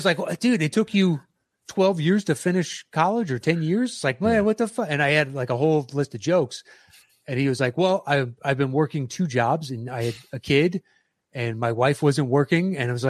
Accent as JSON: {"language": "English", "town": "Nashville", "region": "Tennessee", "country": "United States", "tie": "born there", "said": "Like I was born in Nashville. My family lives in Nashville, so I've visited there quite a bit."}